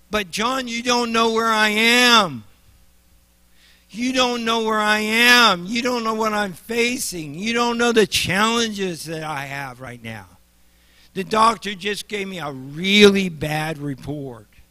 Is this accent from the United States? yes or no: yes; Nebraska, United States; I'm from Nebraska